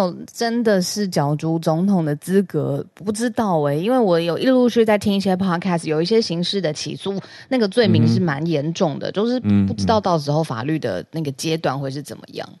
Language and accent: Chinese; Taiwan; 然后讲完就说我系来自台湾台湾，然后不太会讲，然后硬要让他知道我是台湾人